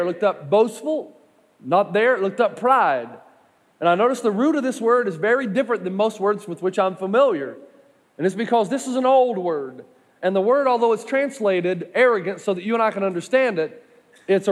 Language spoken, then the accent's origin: English; East Tennessee, United States; I'm from East Tennessee